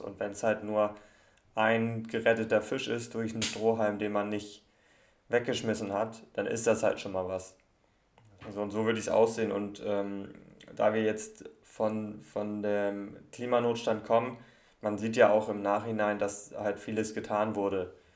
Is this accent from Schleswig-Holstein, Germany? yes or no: yes; Kiel, Schleswig-Holstein, Germany; Ich bin, bin ja Kieler und wohne auch in, noch in Kiel